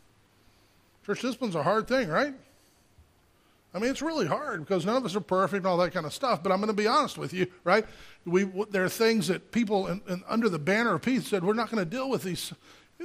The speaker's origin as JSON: {"language": "English", "region": "Gulf Coast", "country": "United States", "tie": "born or raised there", "said": "I grew up on the Gulf Coast, and we'd get hurricanes"}